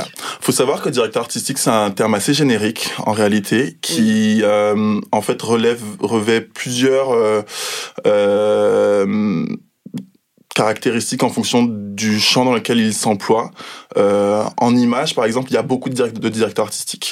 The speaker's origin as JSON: {"language": "French", "country": "Guadeloupe", "tie": "born or raised there", "moved": "yes", "lives_now": "Paris, France", "said": "j'ai grandi en Guadeloupe et maintenant je travaille à Paris."}